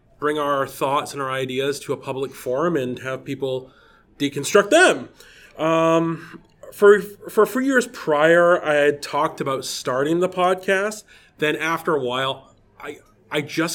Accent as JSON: {"language": "English", "region": "Scotland", "country": "United Kingdom", "also_born_or_lived": "Toronto", "moved": "yes", "said": "I am originally from Scotland"}